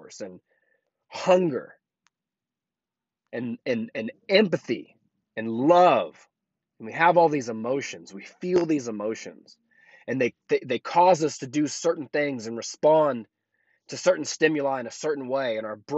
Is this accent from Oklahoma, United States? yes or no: yes; Oklahoma, United States; moved away as an adult; also born or lived in Colorado; now in Tampa, United States; Oklahoma is my home state. That's where I'm from.